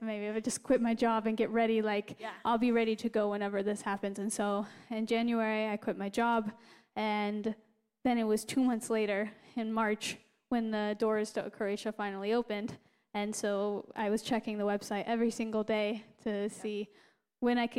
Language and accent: English; Glenwood, Iowa, United States; I am originally from Iowa as well, except the opposite side of Iowa. We're in the town of Glenwood, and it's, you know, very close to Omaha, Nebraska, right there on the border.